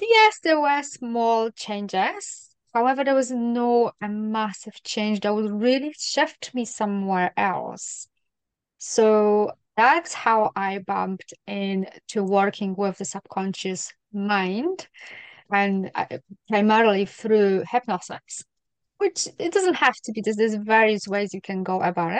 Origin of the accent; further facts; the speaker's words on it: Poland; now in Scotland, United Kingdom; Poland is a very Catholic country